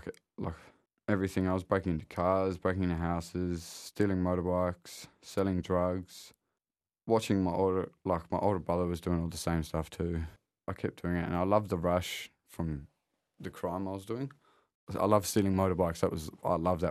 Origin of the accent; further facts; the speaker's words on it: Kwinana, Western Australia, Australia; I grew up in Kwinana